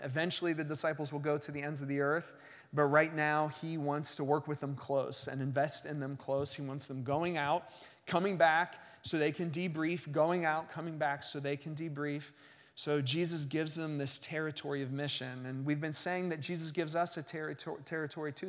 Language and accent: English; United States; American Christians